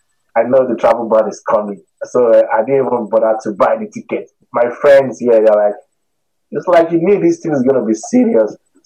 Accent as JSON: {"language": "English", "country": "Nigeria", "also_born_or_lived": "Queensland, Australia", "moved": "yes", "lives_now": "Australia", "said": "I'm originally from Nigeria."}